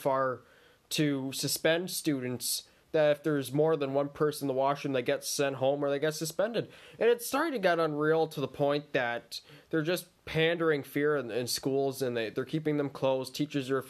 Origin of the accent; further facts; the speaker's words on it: Durham, Ontario, Canada; I'm from Durham's, Aaron O'Toole's riding